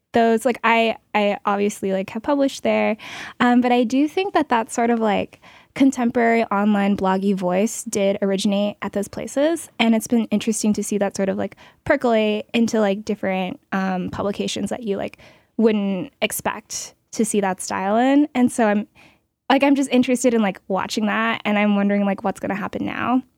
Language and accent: English; Portland, Oregon, United States; I'm from Oregon, Portland